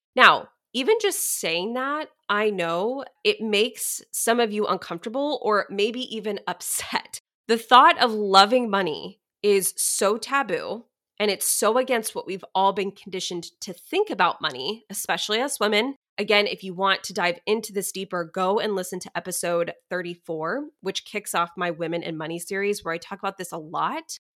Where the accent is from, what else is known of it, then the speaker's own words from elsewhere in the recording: Dallas area, Texas, United States; moved away; my hometown where I grew up